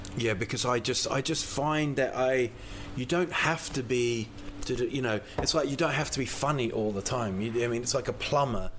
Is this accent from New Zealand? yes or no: yes; New Zealand; now in Sweden; I'm from New Zealand.